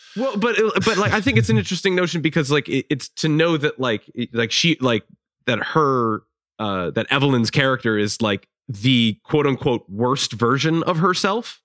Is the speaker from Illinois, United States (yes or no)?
yes; Chicago, Illinois, United States; I'm from Chicago.